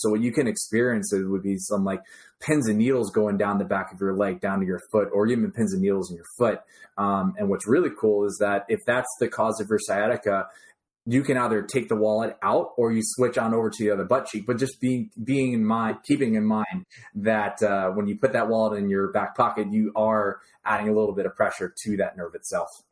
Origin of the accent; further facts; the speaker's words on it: New Jersey, United States; I grew up in New Jersey.